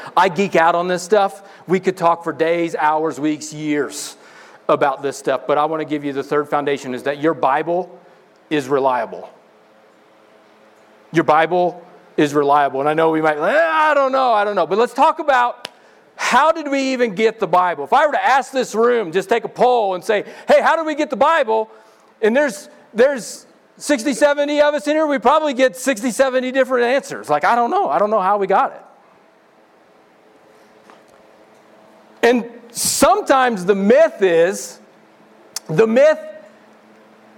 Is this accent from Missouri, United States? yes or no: yes; Missouri, United States; I'm from Missouri.